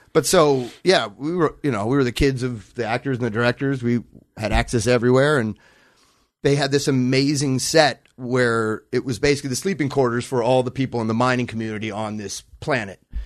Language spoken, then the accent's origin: English; Los Angeles, California, United States; I grew up in Brentwood